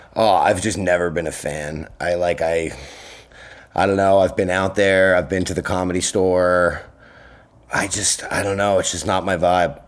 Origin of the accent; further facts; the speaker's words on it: Long Island, New York, United States; also born or lived in Brooklyn; now in New York City, United States; I grew up on Long Island